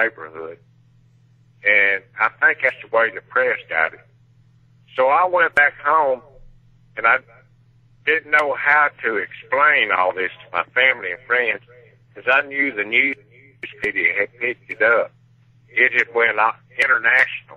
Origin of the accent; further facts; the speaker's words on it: Laurel, Mississippi, United States; moved away; my hometown, Laurel, Mississippi